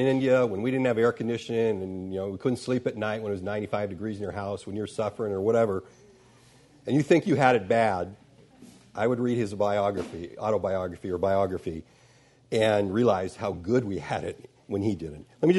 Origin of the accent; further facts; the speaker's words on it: Sudan; born there; I was born in Sudan, my parents were missionaries, I grew up reading the missionary books.